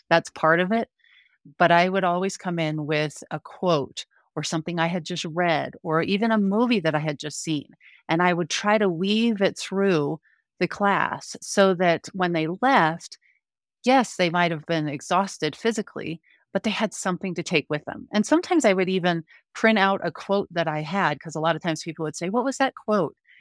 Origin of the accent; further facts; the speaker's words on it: Denver, Colorado, United States; also born or lived in Park City, Utah / Grand Junction, Colorado; now in Frisco, United States; I grew up in the Denver metro area